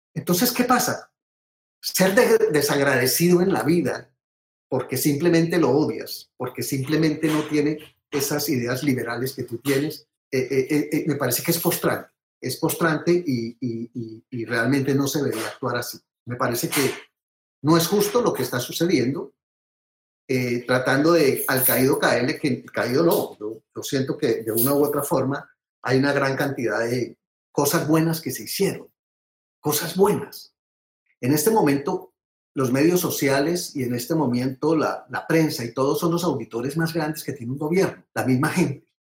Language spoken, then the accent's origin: Spanish; Colombia; now in United States; uno como colombiano, eh, digamos, desde lejos de la patria